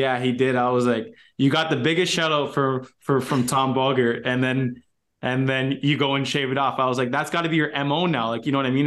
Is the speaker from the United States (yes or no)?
no; Canada; for me being Canadian